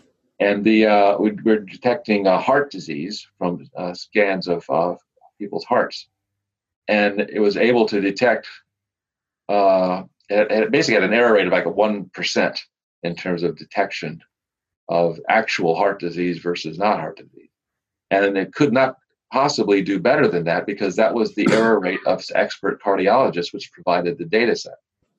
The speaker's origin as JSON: {"language": "English", "region": "Louisiana", "country": "United States", "said": "I'm a scientist and I'm from Louisiana and I have a brother in Delaware."}